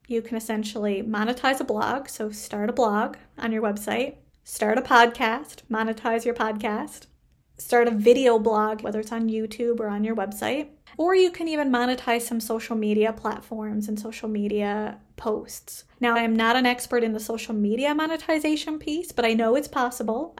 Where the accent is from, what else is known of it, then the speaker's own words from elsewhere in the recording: Canada; I am a Canadian social worker